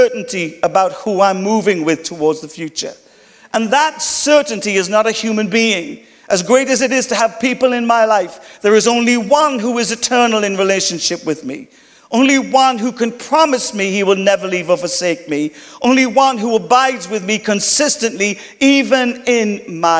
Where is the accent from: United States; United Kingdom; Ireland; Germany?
Ireland; accent: Irish; my Irish accent.